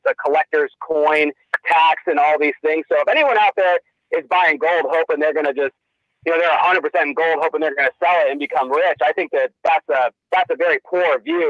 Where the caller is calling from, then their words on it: Vancouver, Washington, United States; from Vancouver, Washington.